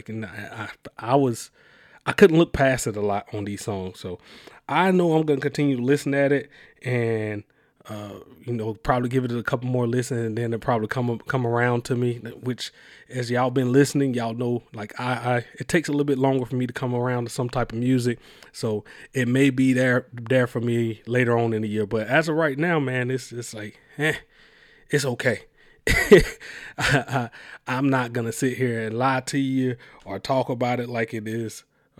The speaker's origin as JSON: {"language": "English", "town": "Mobile", "region": "Alabama", "country": "United States", "said": "I you know, I'm from Mobile, Alabama, and then having to travel around, I kind of got a lot what he was saying."}